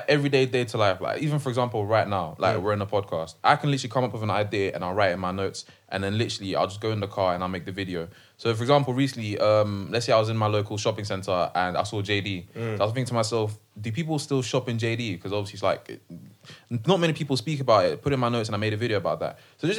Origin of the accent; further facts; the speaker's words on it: Ghana; Yeah, I'm Ghanaian.